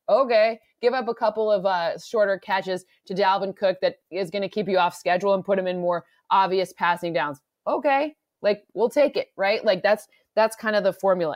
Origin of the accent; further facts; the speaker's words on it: Michigan, United States; I'm from the Midwest, now I'm from Michigan, not Minnesota